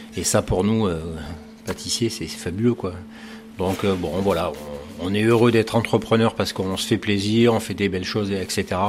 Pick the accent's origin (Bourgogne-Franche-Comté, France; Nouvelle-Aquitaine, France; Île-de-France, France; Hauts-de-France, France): Nouvelle-Aquitaine, France; Bordeaux; also born or lived in Paris / United States / Japan / Argentina; now in Cherbourg, France; Je suis originaire de Bordeaux